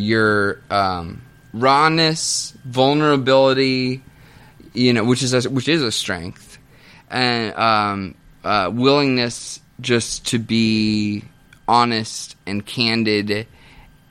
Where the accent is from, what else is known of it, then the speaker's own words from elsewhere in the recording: Kansas, United States; moved away as an adult; Kansas. I literally just moved here, just got into town